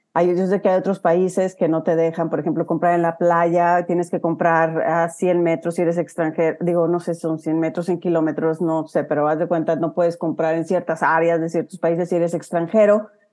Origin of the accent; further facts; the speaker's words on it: Huasteca, Mexico; accent: huasteco; moved away as an adult; now in United States; sigo con mi acento huasteco